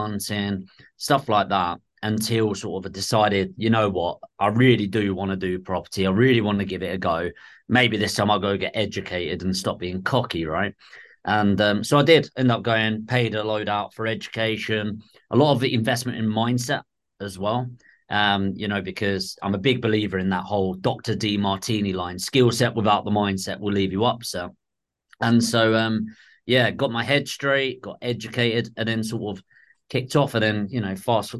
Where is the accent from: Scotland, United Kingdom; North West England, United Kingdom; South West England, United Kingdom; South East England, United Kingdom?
South East England, United Kingdom; Dartford; moved away; originally I'm from Southeast in Dartford, Kent